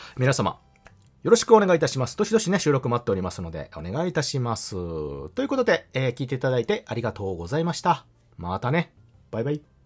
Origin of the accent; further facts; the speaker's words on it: Kansai, Japan; 私関西人なんですけどもね